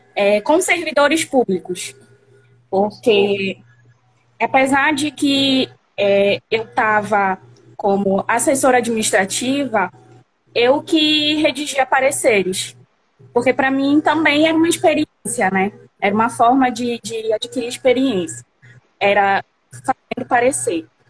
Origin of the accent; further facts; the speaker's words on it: Igarapé-Miri, Pará, Brazil; Eu sou do estado do Pará, de igarapé